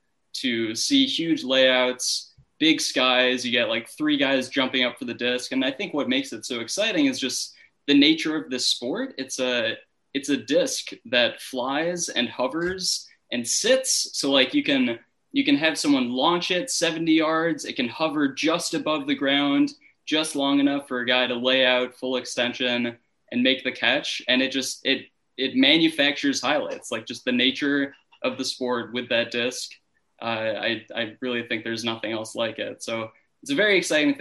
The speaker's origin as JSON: {"language": "English", "town": "Chicago", "region": "Illinois", "country": "United States", "said": "I'm from the north side of Chicago"}